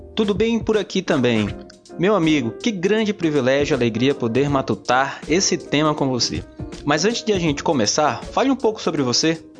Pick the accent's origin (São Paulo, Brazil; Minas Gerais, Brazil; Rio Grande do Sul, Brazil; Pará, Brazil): Pará, Brazil; Belém; sou natural de Belém do Pará